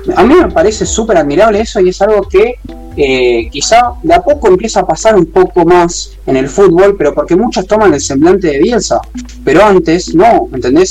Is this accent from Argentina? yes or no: yes; Argentina; somos todos argentinos